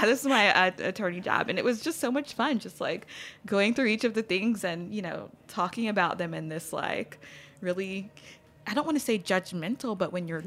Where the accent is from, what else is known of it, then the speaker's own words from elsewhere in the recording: Baton Rouge, Louisiana, United States; moved away as an adult; also born or lived in Los Angeles; born and raised in Baton Rouge, like birth until I left for college